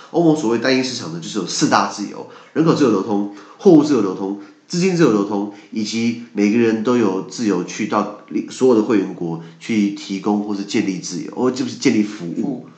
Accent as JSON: {"language": "Chinese", "country": "Taiwan", "said": "我们台湾人"}